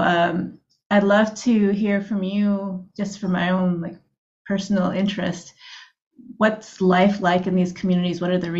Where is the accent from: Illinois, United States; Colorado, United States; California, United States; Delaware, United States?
California, United States; I grew up mainly in California